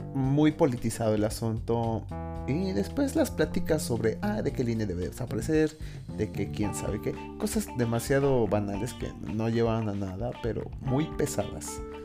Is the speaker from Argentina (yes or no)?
no; Mexico; also born or lived in Mexico City; como buen mexicano